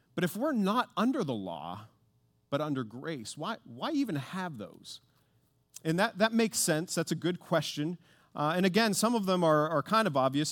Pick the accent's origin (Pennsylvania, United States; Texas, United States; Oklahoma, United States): Pennsylvania, United States; Pittsburgh; I grew up in Pittsburgh